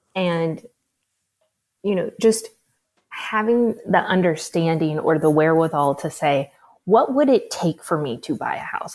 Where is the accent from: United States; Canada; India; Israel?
United States; Midwest; I'm from the Midwest, so I, I grew up thinking I had to have twenty percent down to buy a house